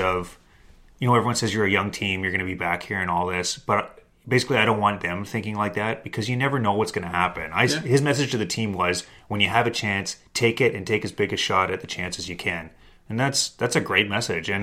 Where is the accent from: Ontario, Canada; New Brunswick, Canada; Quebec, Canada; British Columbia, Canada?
British Columbia, Canada; Kamloops; now in Toronto, Canada; I'm from Kamloops